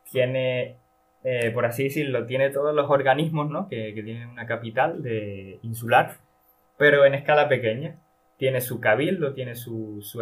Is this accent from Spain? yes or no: yes; Valle de Guerra, Canary Islands, Spain; Es como si Santa Cruz fuera la, no sé, la, la capital del municipio eh, de aquí, de, de mi pueblo, Valle de Guerra.